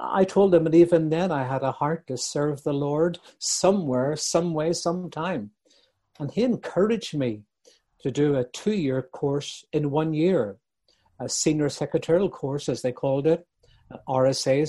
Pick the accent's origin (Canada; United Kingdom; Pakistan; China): United Kingdom; Bangor, Northern Ireland; my hometown of Bangor, County Down